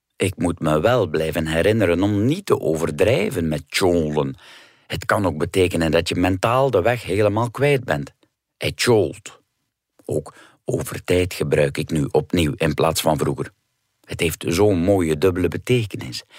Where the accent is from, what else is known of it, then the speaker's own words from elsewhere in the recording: West Flanders, Belgium; accent: West Flemish; first language West Flemish; het West-Vlaams dat wij met de broers spraken was al flink verwaterd in vergelijking met het dialect van onze ouders